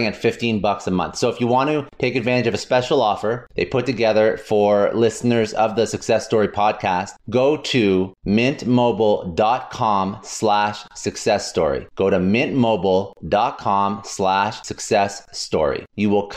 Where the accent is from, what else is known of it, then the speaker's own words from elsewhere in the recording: Canada; now in United States; I'm originally from Canada. Now I'm in the States